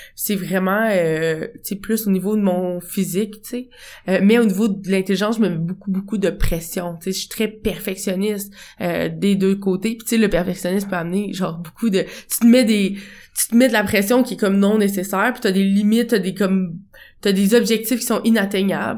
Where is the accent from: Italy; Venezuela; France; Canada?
Canada; Quebec City, Quebec; moved away as an adult; also born or lived in Portugal; now in Montreal, Canada; je reviens à Québec, à ma ville natale